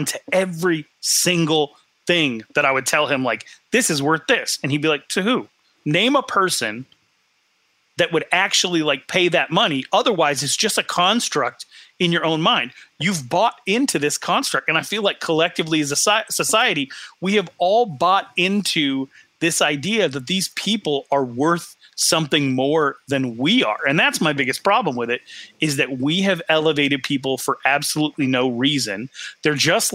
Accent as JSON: {"language": "English", "region": "northern Wyoming", "country": "United States", "tie": "born or raised there", "said": "my hometown in northern Wyoming, super small town"}